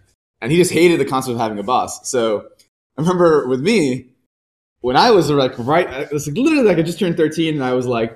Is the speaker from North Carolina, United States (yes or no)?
no; Pembroke Pines, Florida, United States; also born or lived in Pakistan; now in San Francisco, United States; I grew up in outside of Miami, like a small suburb called Pembroke Pines. I guess I originally came from Pakistan and came here and I was I was around 8 and then grew up outside of Miami